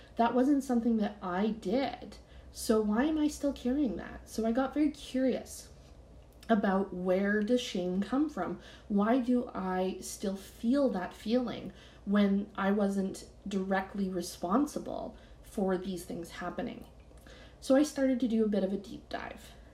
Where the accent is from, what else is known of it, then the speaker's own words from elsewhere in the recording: Canada; I'm Canadian